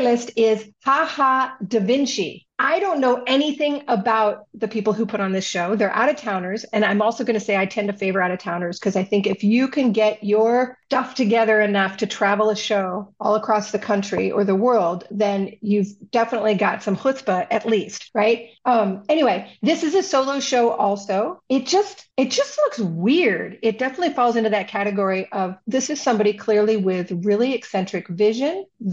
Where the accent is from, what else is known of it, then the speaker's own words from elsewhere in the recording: Southern California, United States; now in Minnesota, United States; I'm originally from Southern California, and I'm originally from a neighborhood in Southern California with a large number of Southeast Asian, mostly Vietnamese people. And I grew up around the Vietnamese culture quite a bit in California.